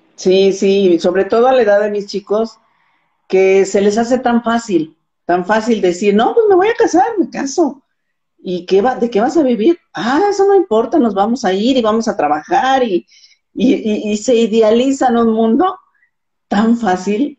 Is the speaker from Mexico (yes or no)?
yes; Morelos, Mexico; soy de Morelos, México, y también soy maestra